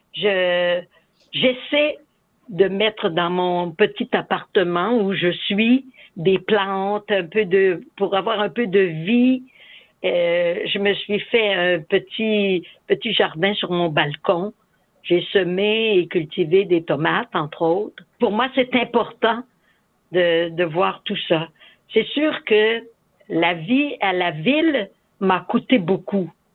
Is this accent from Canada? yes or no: yes; Saint-Casimir, Quebec, Canada; moved away as an adult; also born or lived in Africa / Latin America / Ahuntsic, Montreal; now in Montreal, Canada; Je suis native de Saint-Casimir de Portneuf. J'ai, je suis née et j'ai vécu en campagne sur une ferme